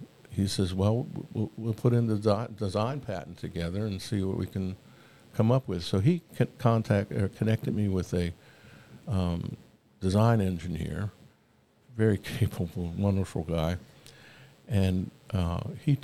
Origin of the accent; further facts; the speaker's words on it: Princeton, New Jersey, United States; also born or lived in Seaside Park, New Jersey; now in Atlanta, United States; I was born and raised in Princeton